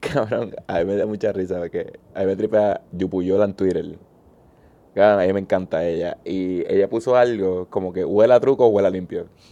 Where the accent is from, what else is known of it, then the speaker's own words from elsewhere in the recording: Puerto Rico; como los puertorriqueños